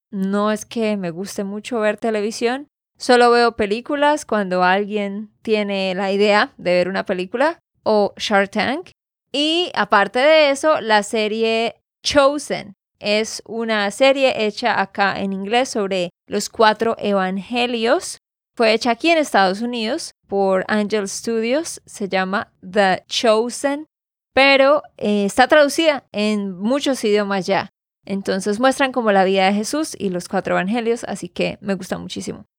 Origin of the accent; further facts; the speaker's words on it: Santander, Colombia; de Santander, Colombia